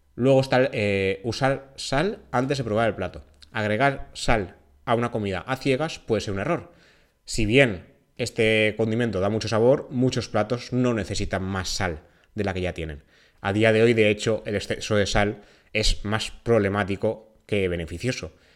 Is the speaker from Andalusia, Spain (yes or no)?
no; Valencian Community, Spain; En mi tierra, en Valencia